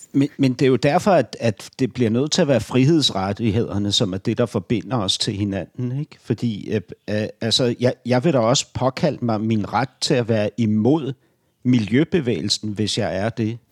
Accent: Berlin, Germany; now in Denmark; Berlin min barndomsby

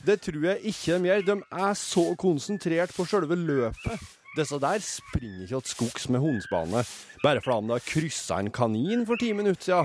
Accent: Røros, Trøndelag, Norway; Jeg er fra Røros

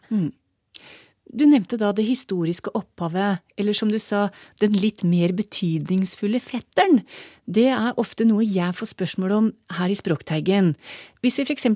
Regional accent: Trysil, Innlandet, Norway; jeg kommer fra Trysil

